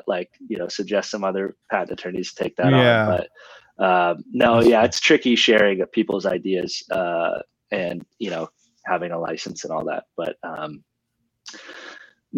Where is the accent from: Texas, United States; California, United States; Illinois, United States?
California, United States; Sebastopol; growing up in Sonoma County